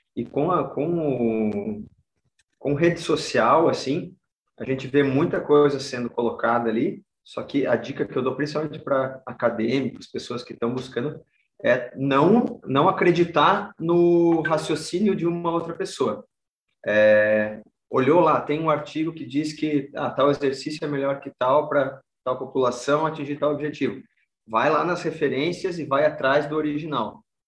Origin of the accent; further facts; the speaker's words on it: Caçador, Santa Catarina, Brazil; now in Florianópolis, Brazil; eu sou do, do meio oeste aqui, sou lá de Caçador